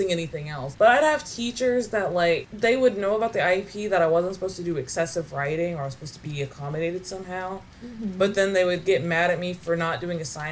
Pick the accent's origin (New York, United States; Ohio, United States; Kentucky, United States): Kentucky, United States; I grew up in Kentucky